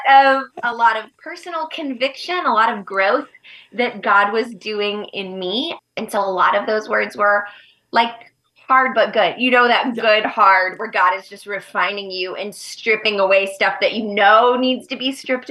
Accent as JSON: {"language": "English", "country": "United States", "also_born_or_lived": "Uganda", "moved": "as an adult", "said": "I was moving to my home country"}